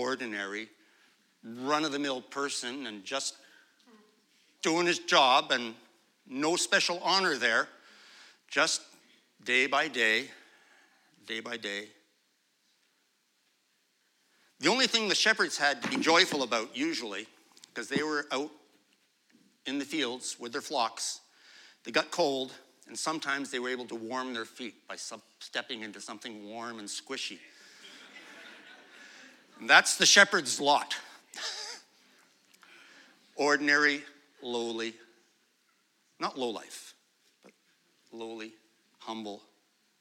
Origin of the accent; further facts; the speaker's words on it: Pointe Claire area, Quebec, Canada; I grew up in Pinuff, right beside the church over there